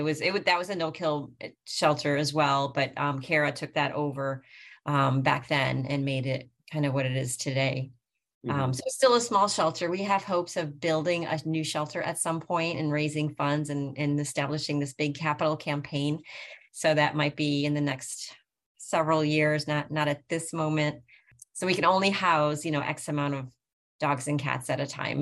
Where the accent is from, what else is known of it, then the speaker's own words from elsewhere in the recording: Buffalo, New York, United States; now in Sanford, United States; I'm from Buffalo, New York